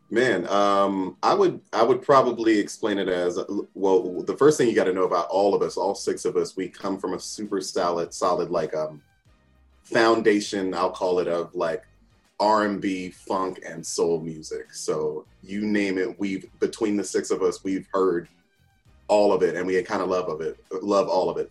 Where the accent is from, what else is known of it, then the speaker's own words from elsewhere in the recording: New Jersey, United States; I grew up in Jersey, born and bred, still live in Jersey.